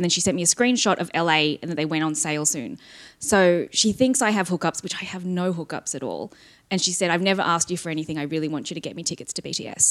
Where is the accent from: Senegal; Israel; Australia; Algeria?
Australia; as an Australian